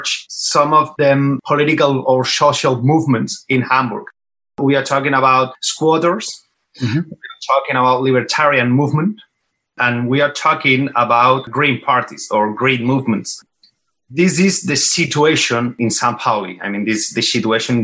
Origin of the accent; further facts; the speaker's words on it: Barcelona, Catalonia, Spain; we are from Barcelona. First, we started supporting Barca since we were children